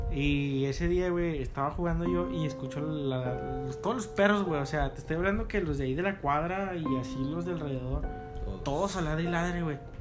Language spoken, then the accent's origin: Spanish; Gómez Palacio, Durango, Mexico; todos somos de aquí de Gómez